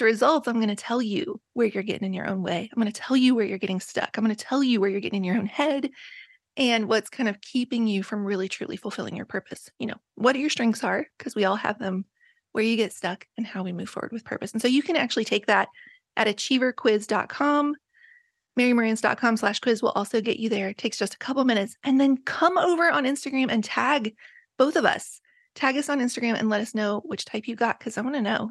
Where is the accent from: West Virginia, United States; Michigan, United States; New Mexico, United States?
West Virginia, United States; Appalachia; moved away; I was raised in Appalachia